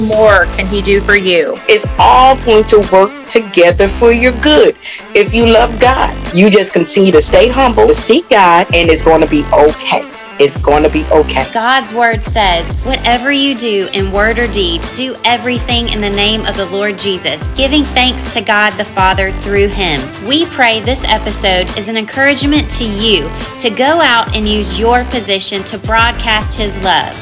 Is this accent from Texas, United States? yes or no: no; Sebring, Florida, United States; my hometown of Sebring, Florida